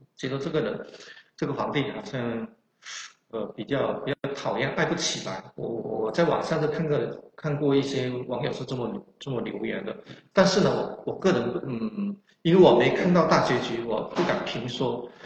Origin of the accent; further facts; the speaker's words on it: Guangdong, China; accent: Chaoshan; 我的口音呢是有浓烈的，呃，非常浓厚的这种南方口音，更准确地说是潮汕口音，因为我是潮汕人